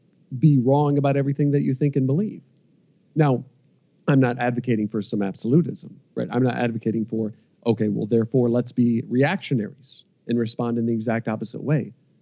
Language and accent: English; Midwest, United States; you know, we're both from the Midwest. Like we're both Americans from the Midwest who are INTJs and who have philosophy-inspired podcasts.